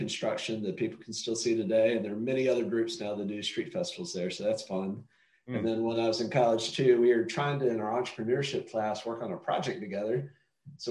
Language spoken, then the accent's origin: English; North Carolina, United States; North Carolina, my home state